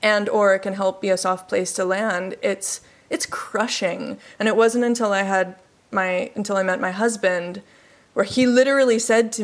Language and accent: English; Canada; moved away as an adult; also born or lived in Peru; now in Sweden; I'm from Canada. This is my 7th country outside of Canada